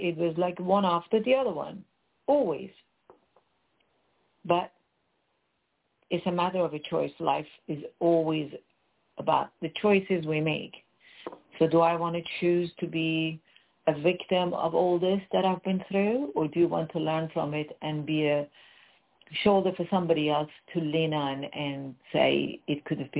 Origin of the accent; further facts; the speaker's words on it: Iran; English is a second language; moved away as an adult; also born or lived in England; now in United States; I was born and raised in Iran, and to pursue my happiness and my freedom at the age of 21, I left Iran and I went to England